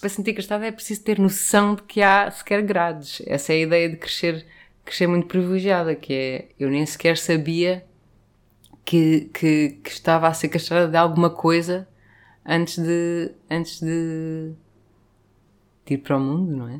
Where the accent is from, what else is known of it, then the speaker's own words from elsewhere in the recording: Lisbon, Portugal; cresci no Príncipe Real